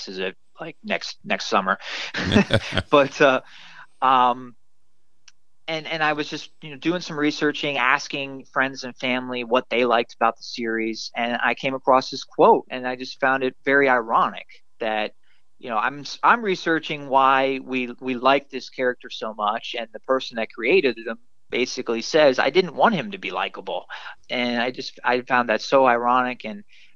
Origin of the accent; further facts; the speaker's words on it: Upper St. Clair, Pennsylvania, United States; my hometown of Pittsburgh and my small hometown, the specific town I lived in the suburbs of Pittsburgh, Upper St. Clair